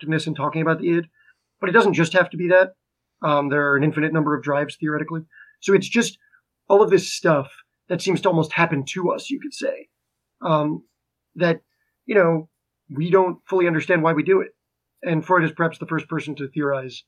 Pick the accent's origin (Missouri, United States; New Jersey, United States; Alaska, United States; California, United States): New Jersey, United States; Garwood; I'm from Garwood, New Jersey.